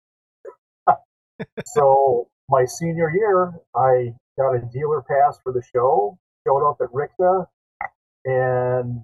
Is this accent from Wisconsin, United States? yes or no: no; South Bend, Indiana, United States; also born or lived in Bloomington, Indiana; I was born and raised in South Bend